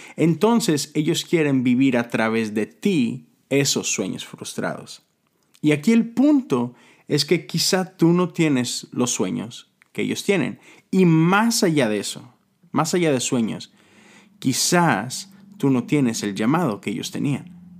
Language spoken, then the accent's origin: Spanish; Monterrey, Nuevo León, Mexico; moved away; estuve en Monterrey, en mi, en mi tierra